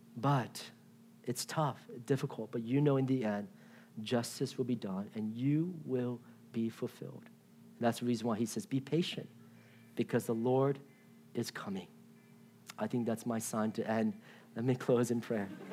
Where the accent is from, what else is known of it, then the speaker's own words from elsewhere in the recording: Washington, D.C. area in Virginia, United States; now in Irvine, United States; I grew up in Washington, D C area in Virginia.